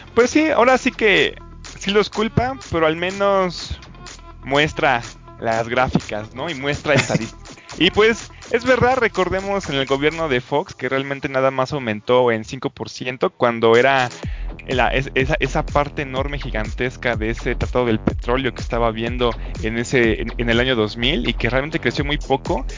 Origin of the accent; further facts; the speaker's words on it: Mexico; como soy mexicano